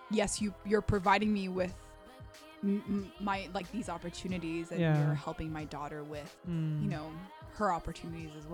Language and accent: English; Orange County, California, United States; first language Korean; English is a second language; also born or lived in Ontario, California; we didn't move on to Orange County until I was like five or six